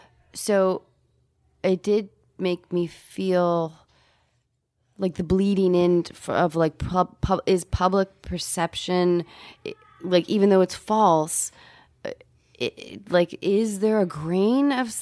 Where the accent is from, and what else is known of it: United States